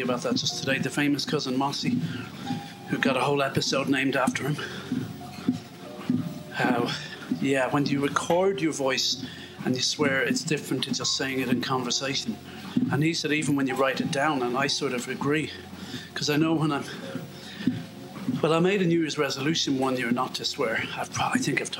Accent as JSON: {"language": "English", "country": "Ireland", "said": "we're Irish"}